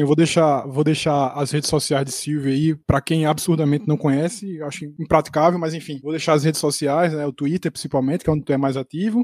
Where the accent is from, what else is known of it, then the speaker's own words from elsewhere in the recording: Recife, Pernambuco, Brazil; alguém nascido e criado em Recife